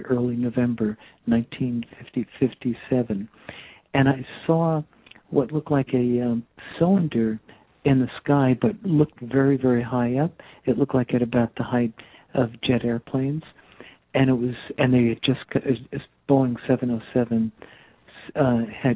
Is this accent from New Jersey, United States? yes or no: yes; Teaneck, New Jersey, United States; I come from New Jersey, northern New Jersey, a little town called Teaneck